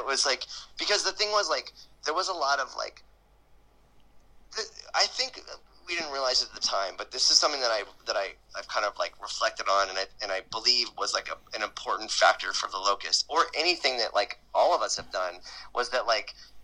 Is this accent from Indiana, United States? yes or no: no; San Diego, California, United States; we grew up in San Diego